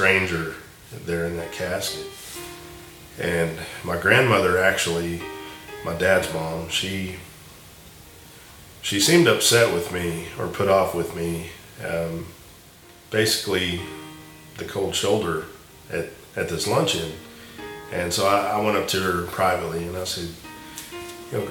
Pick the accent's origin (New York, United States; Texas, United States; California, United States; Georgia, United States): Texas, United States; Weatherford; I grew up in Weatherford, Texas.